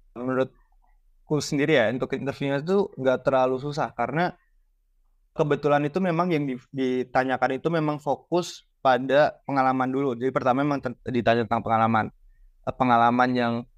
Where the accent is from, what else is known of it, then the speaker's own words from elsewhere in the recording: Surakarta, Central Java, Indonesia; moved away; saya asalnya dari Solo, jadi saya ikut uh, paguyuban dari Solo